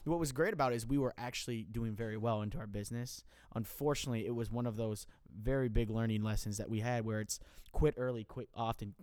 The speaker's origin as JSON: {"language": "English", "area": "hometown near William Penn University", "region": "Iowa", "country": "United States", "tie": "born or raised there", "said": "I'm gonna come back to my hometown"}